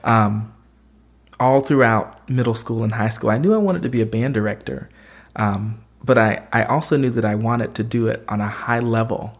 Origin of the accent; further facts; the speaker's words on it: Georgia, United States; I grew up in Georgia